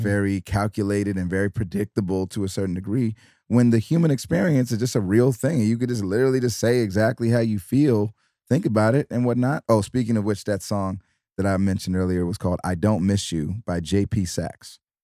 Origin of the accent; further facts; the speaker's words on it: Detroit, Michigan, United States; I'm from Detroit.